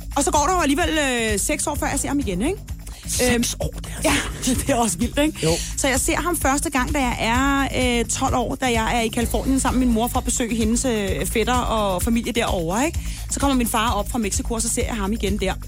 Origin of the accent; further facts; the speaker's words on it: Denmark; derhjemme i Danmark